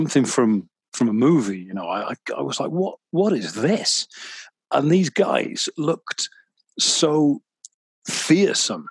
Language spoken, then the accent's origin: English; Mid Wales, United Kingdom; growing up in Mid Wales as I did